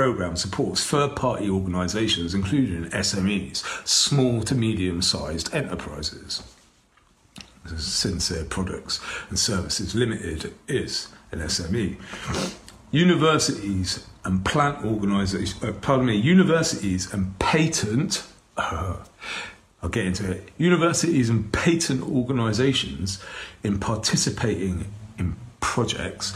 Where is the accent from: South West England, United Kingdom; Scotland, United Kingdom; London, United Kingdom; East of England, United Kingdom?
South West England, United Kingdom; Bath; here in my hometown, of Bath City